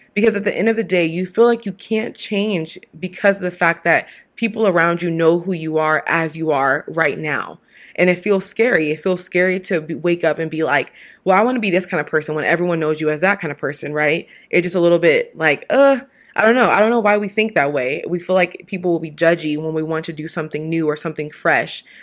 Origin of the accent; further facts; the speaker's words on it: Washington, United States; now in California, United States; a teen and a Miss title holder from the same state I was raised in Washington, it's my home.